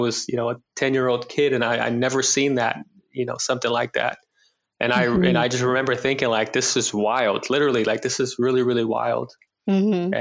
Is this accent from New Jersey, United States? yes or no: no; Oakland, California, United States; growing up in Oakland, I have three brothers, a one bedroom apartment